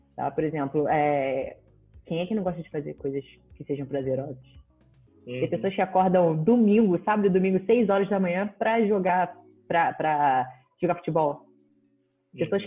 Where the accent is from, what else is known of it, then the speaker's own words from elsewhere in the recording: Rio de Janeiro, Brazil; sou do Rio de Janeiro